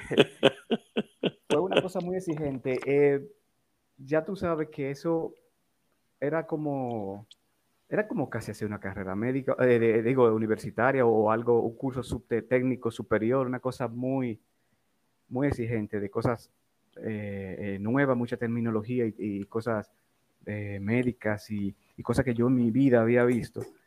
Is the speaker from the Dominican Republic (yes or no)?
yes; Santo Domingo, Distrito Nacional, Dominican Republic; Yo nací en Distrito Nacional, en Santo Domingo, el 29